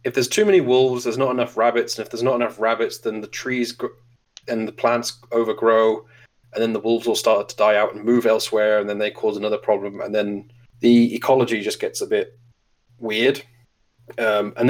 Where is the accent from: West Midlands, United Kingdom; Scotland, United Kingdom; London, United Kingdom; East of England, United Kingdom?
Scotland, United Kingdom; moved away as an adult; now in Germany; I grew up in Great Britain